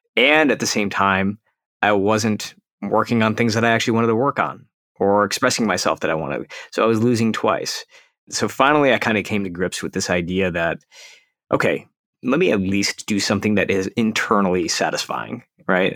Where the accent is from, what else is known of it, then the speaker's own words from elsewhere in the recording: Detroit, Michigan, United States; now in California, United States; we're originally from Detroit